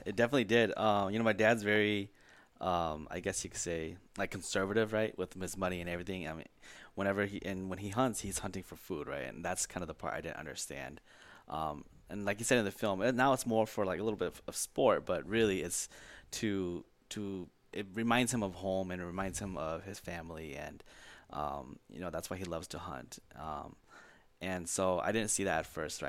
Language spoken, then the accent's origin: English; Minnesota, United States; also born or lived in California; I was born in California, came to Minnesota when I was three or four around there, and, um, I consider myself a Minnesotan